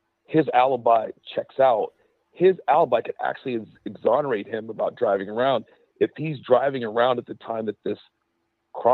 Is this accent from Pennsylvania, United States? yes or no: yes; Pittsburgh, Pennsylvania, United States; moved away; originally I'm from Pennsylvania. I'm from Pittsburgh